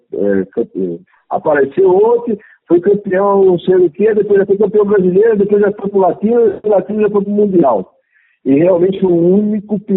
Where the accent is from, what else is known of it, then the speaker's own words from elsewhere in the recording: São Paulo, Brazil; born there; eu sou brasileiro, nato, nasci em São Paulo, na maternidade do Braz, de 1958, na rua Honora, na rua mais famosa da cidade de São Paulo.